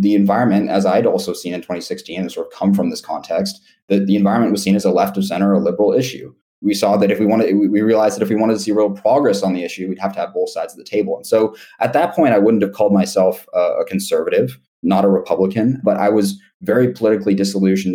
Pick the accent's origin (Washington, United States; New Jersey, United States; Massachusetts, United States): Washington, United States; Seattle; I grew up in Seattle, Washington